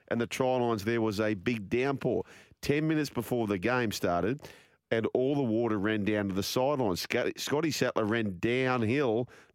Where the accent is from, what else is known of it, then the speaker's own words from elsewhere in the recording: Penrith, New South Wales, Australia; also born or lived in Parramatta; I grew up on York Road in Penrith.